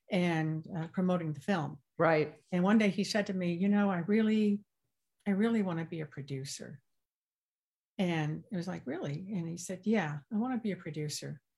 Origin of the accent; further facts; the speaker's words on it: the South, United States; accent: Southern; Yes, I did. Growing up in the South, yeah.